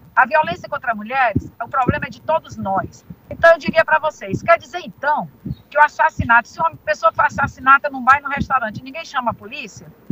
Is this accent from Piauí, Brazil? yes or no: yes; Teresina, Piauí, Brazil; Nascida e criada em Teresina